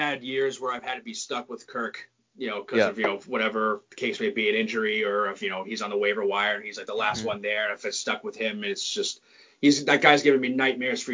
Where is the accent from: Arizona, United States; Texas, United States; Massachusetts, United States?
Massachusetts, United States; Peabody; I'm from Peabody